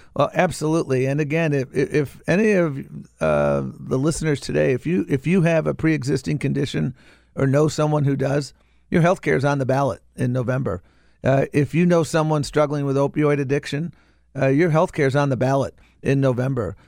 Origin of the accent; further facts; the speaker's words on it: Maryland, United States; my home state of Maryland